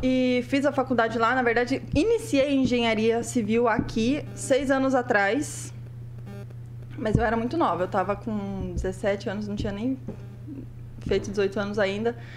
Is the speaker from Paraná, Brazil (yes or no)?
yes; Prudentópolis, Paraná, Brazil; eu sou lá de Prudentópolis